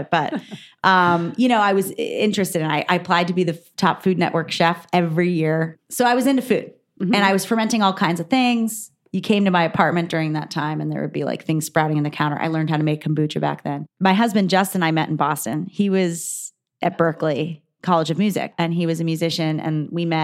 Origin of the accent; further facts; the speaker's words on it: Saudi Arabia; born there; so I was born in 1981 in Saudi Arabia.